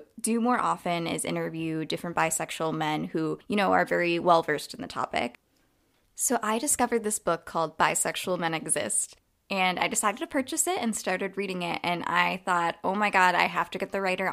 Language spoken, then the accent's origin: English; United States; also born or lived in upstate New York; I'm American. I live in upstate New York